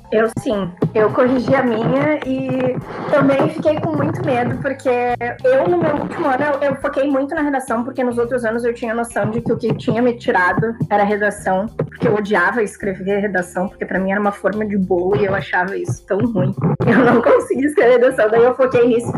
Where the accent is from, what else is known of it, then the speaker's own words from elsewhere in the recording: Rio Grande do Sul, Brazil; moved away as an adult; now in Salvador, Brazil; eu venho do Rio Grande do Sul